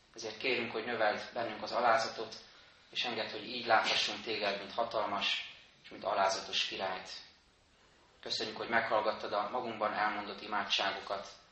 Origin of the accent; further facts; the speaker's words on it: Budapest, Hungary; Egy pesti Dunaparti lakótelepen nőttem fel, két évtizedet éltem ott